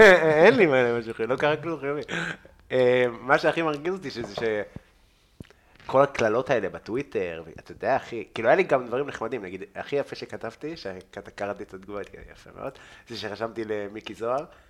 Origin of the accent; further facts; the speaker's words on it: Israel; אני מפה